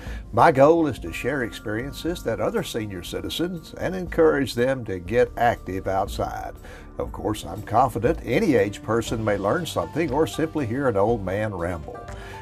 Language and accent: English; North Louisiana, United States; moved away as an adult; now in Texas, United States; growing up in North Louisiana swamps near the Mississippi River. Leaving Louisiana 30 years ago and moving to my adopted home state of Texas